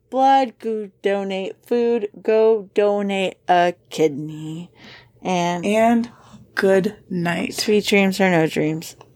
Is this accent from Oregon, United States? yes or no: no; Kentucky, United States; Because I'm from Kentucky